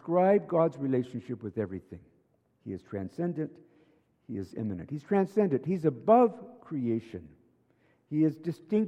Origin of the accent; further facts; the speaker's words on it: United States; now in Canada; I'm an American